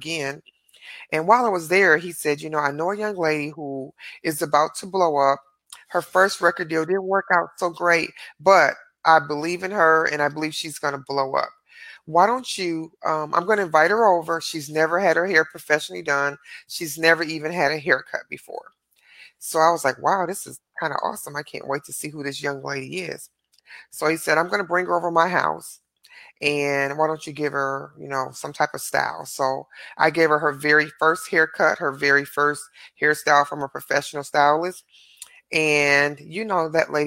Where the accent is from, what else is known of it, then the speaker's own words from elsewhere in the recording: Detroit, Michigan, United States; now in Arlington, United States; I'm originally from Detroit, Michigan